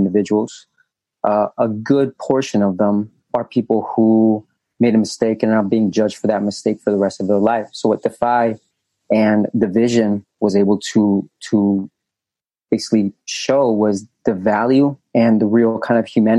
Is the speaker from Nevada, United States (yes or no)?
yes; Las Vegas, Nevada, United States; also born or lived in Colombia; now in Texas, United States; I was an immigrant from Colombia, being raised in Vegas.